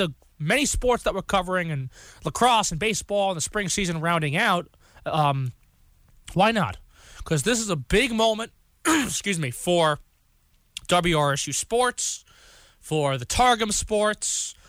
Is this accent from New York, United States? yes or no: yes; Long Island, New York, United States; accent: New York; I'm from Long Island.